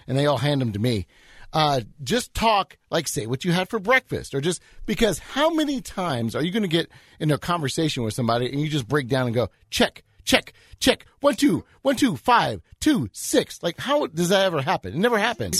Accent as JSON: {"language": "English", "town": "Edmond", "region": "Oklahoma", "country": "United States", "said": "I'm an Edmondite"}